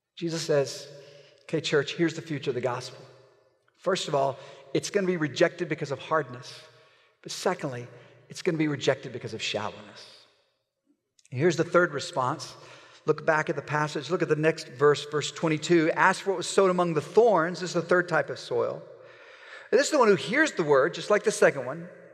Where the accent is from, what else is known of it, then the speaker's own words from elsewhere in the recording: Oklahoma, United States; I'm from Oklahoma